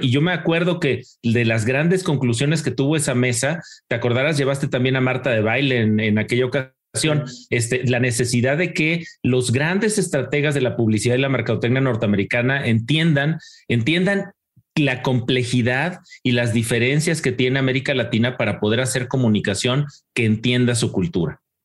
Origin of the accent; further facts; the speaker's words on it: Mexico City, Mexico; los que somos orgullosamente chilangos